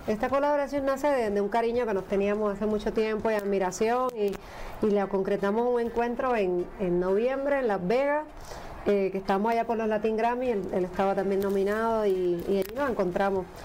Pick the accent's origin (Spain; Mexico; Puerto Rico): Puerto Rico; soy puertorriqueña